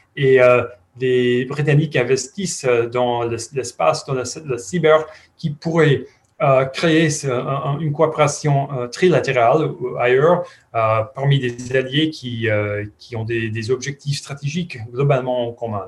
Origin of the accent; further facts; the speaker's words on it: United States; French is a second language; nous sommes des Américains